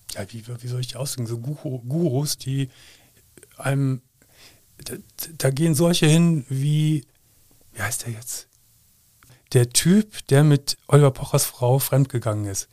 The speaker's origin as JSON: {"language": "German", "town": "Gummersbach", "region": "North Rhine-Westphalia", "country": "Germany", "tie": "born or raised there", "moved": "as an adult", "lives_now": "Cologne, Germany", "said": "ich komm ja leider aus Gummersbach"}